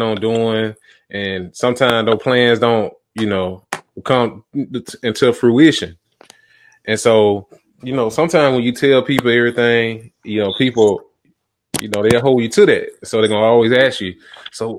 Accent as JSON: {"language": "English", "town": "Montgomery", "region": "Alabama", "country": "United States", "tie": "born or raised there", "also_born_or_lived": "Tuscaloosa, Alabama", "moved": "yes", "lives_now": "Atlanta, United States", "said": "that's my hometown. That's where I'm from, Montgomery"}